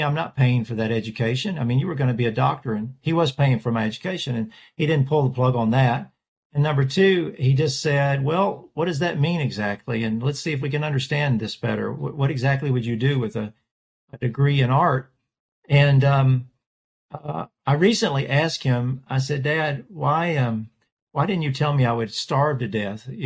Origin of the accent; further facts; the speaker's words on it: Nashville, Tennessee, United States; Born in Nashville, Tennessee. I am a sixth generation Nashvillian.